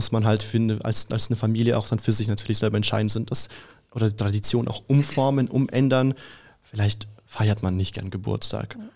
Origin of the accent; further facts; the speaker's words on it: Russia; also ich bin ja Russe und bei uns gibt es halt keinen Weihnachten am 24.